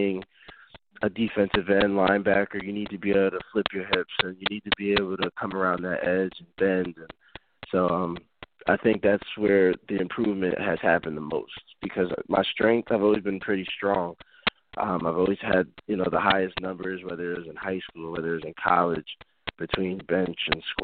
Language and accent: English; Neptune, New Jersey, United States; moved away as an adult; also born or lived in New Haven, Connecticut / Kutztown, Pennsylvania; Neptune, New Jersey, I would say is where I grew up